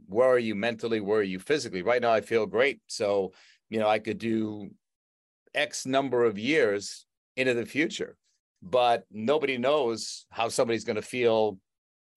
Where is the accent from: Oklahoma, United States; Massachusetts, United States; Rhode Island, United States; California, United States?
Massachusetts, United States; Boston; I grew up in the Boston area